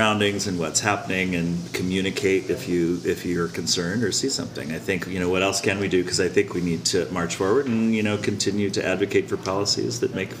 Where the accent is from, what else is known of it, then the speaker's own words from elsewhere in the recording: Colorado, United States; You know, I grew up in Colorado, and Columbine was one of my competing high schools